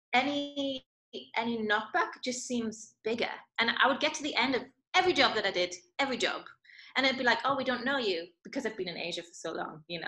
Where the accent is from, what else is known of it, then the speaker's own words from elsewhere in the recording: Newcastle upon Tyne, North East England, United Kingdom; moved away as an adult; also born or lived in London / Macau / Scotland; I was born in Newcastle, and whilst I was in Macau